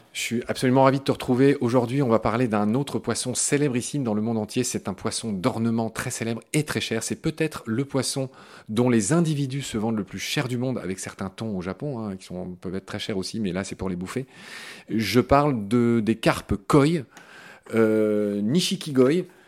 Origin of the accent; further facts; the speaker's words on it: France; chez nous en France